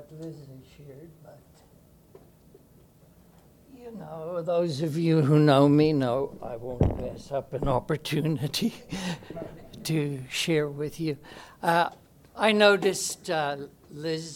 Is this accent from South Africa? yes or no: yes; Brakpan, Gauteng, South Africa; I was born in the Johannesburg area in a place called Brakpan